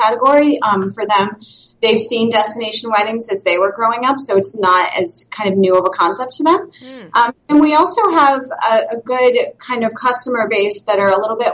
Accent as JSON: {"language": "English", "region": "New York", "country": "United States", "moved": "yes", "lives_now": "Boston, United States", "said": "I'm from New York"}